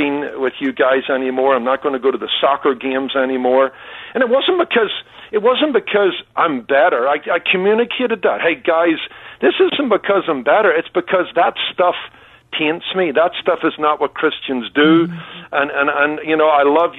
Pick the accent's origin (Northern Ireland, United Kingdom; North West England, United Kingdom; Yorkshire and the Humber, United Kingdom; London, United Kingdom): Northern Ireland, United Kingdom; Belfast; now in Anaheim Hills, United States; growing up in Belfast